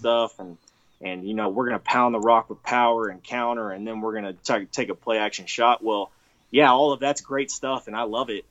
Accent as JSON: {"language": "English", "region": "Texas", "country": "United States", "said": "I'm from Texas"}